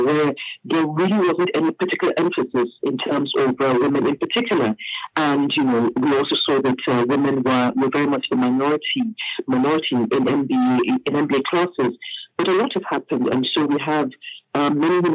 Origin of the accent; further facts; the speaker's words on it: Nigeria; also born or lived in several African countries; I'm from Nigeria.